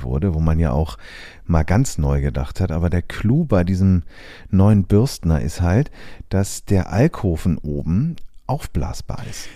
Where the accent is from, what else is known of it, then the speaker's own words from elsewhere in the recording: Germany; bei uns in Deutschland